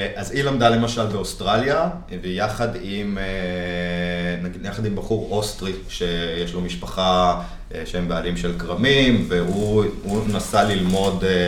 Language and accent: Hebrew; Jerusalem, Jerusalem District, Israel; ואני גדלתי במטבח של סבתא שלי בירושלים